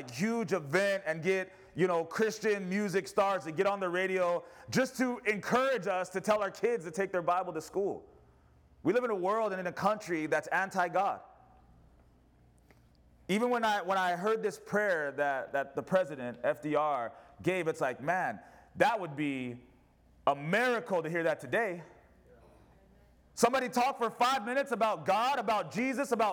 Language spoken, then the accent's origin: English; United States; I'm an American